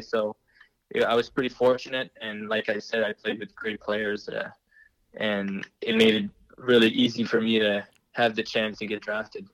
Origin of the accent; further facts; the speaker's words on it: Moncton, New Brunswick, Canada; being named captain of the Moncton Wildcats, my you know, my, my hometown team